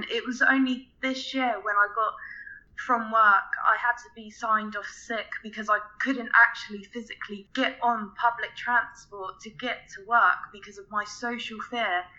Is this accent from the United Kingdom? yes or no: yes; England, United Kingdom; I'm 20, I'm from England